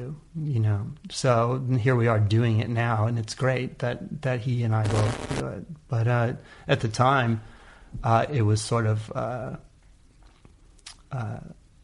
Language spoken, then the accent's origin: English; California, United States; also born or lived in Oakland; the thing about California in general, and in that area particularly, is just the amount of diversity. We're just lucky to have it as a kid